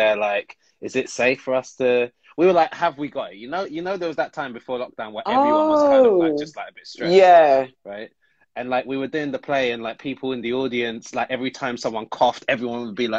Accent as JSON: {"language": "English", "region": "London", "country": "United Kingdom", "said": "I'm from London, bruv."}